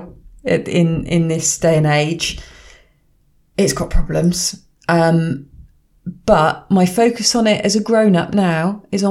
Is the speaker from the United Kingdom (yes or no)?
yes; United Kingdom; back in the day, as a British kid